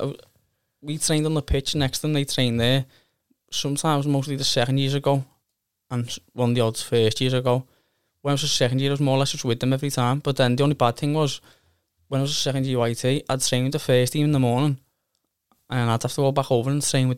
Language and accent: English; Liverpool, North West England, United Kingdom; It was different, because I'm a Scouser.